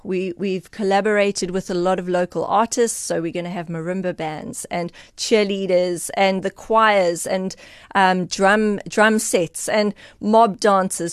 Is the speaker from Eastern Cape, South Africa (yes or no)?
yes; Eastern Cape, South Africa; I am from the Eastern Cape